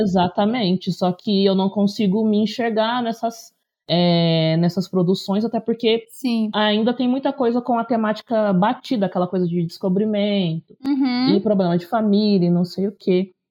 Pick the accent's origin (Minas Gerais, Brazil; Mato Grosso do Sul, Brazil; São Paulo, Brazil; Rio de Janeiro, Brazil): São Paulo, Brazil; interior of; sou do interior de São Paulo